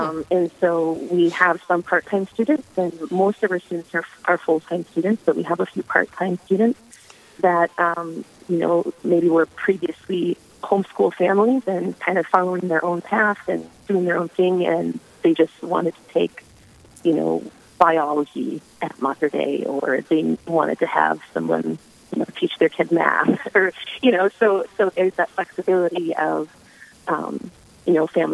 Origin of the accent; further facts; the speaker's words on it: Verndale, Minnesota, United States; moved away as an adult; now in Duluth, United States; I'm a little bit northwest of Brainerd in a small town you've probably never heard of, Verndale.